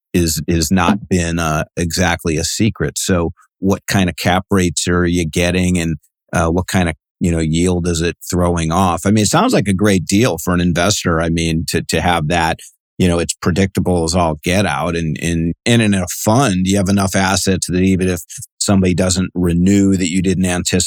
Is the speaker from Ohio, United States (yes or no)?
yes; Cleveland, Ohio, United States; now in West Coast, United States; I'm actually on the West Coast. I just was from Cleveland. I grew up in Cleveland